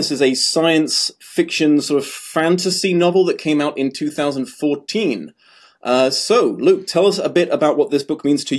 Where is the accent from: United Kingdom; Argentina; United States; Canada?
United Kingdom; I am also British